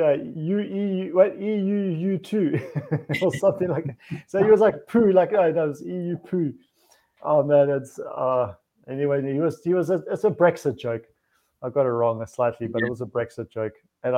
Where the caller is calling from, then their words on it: Hungary; I'm speaking from Hungary.